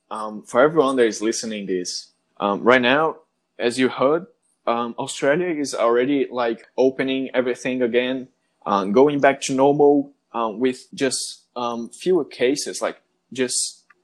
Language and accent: English; Brazil; English is a second language; like it's obvious that I'm not a native English speaker. I'm from Brazil, and um, Sorry if, if at any moment I speak or say something wrong.